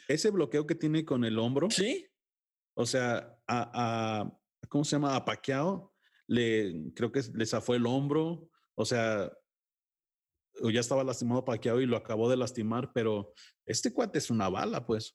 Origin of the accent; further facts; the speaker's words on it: Mexico; sí soy muy mexicano y defiendo lo mío